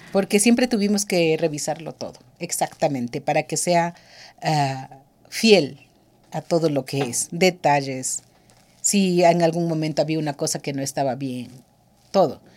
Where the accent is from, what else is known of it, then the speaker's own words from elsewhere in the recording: Pastaza, Ecuador; Yo soy ecuatoriana, quichua